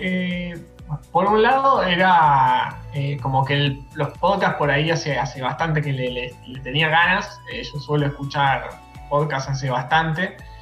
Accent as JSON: {"language": "Spanish", "town": "Mar del Plata", "region": "Buenos Aires Province", "country": "Argentina", "moved": "as an adult", "lives_now": "Córdoba, Argentina", "said": "soy de Mar del Plata, actualmente vivo en Córdoba"}